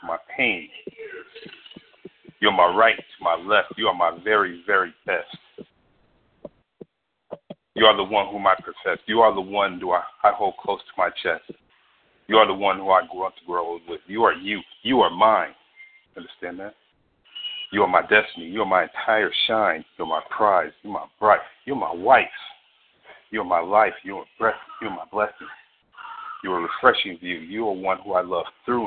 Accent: Peoria, Illinois, United States; moved away as an adult; also born or lived in North Phoenix, Arizona; now in Phoenix, United States; I'm originally from Peoria, Illinois. I moved out to North Phoenix here about 9 years ago

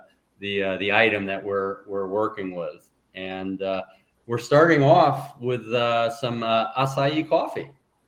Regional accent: United States; moved away as an adult; now in Búzios, Brazil; I'm a retired attorney and electronic discovery expert and entrepreneur from the United States.

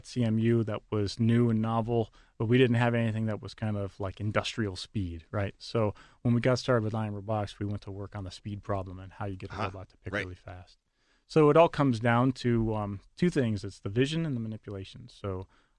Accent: Buffalo, New York, United States; also born or lived in Florida; now in Pittsburgh, United States; I'm originally from Buffalo

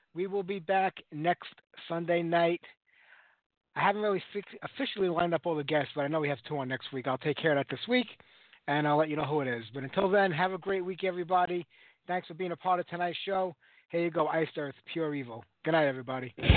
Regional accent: New York, United States; New York when you get to my hometown

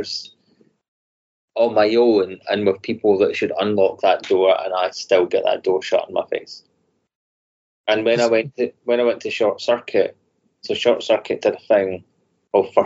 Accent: Scotland, United Kingdom; 90% of us are Scottish

